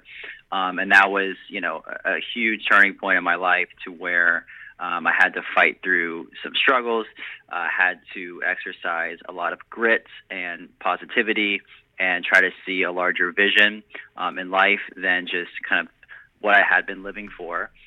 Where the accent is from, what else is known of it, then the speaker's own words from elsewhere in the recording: South Florida, United States; I was born down in South Florida